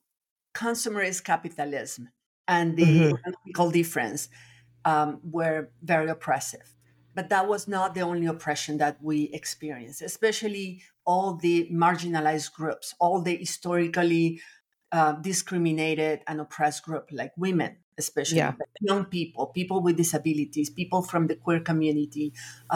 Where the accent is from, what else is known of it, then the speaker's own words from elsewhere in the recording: Nicaragua; also born or lived in France / Latin America; now in Austin, United States; I was born in France, but I was raised in Nicaragua, actually in different countries in Latin America, but mostly Nicaragua. So I feel Nicaraguan